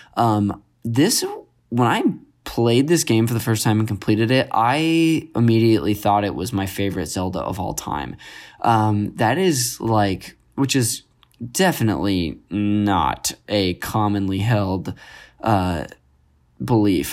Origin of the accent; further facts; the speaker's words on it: Modesto, California, United States; I grew up in Northern California, Modesto